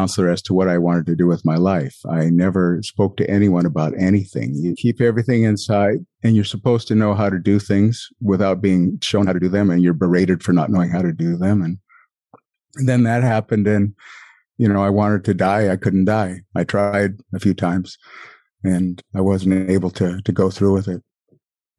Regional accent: a small town outside of Billings, Montana, United States; moved away as an adult; I was from a small town outside of Billings

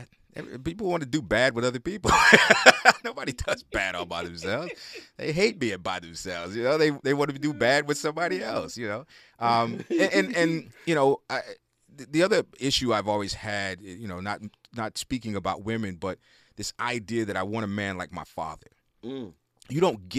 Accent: Houston, Texas, United States; I come from Houston, Texas, and in the neighborhood I grew up in, South Park

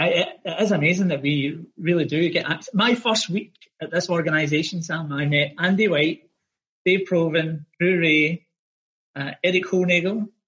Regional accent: Glasgow, Scotland, United Kingdom; moved away as an adult; now in Australia; I'm from Glasgow in Scotland and I came to Australia, 2003.

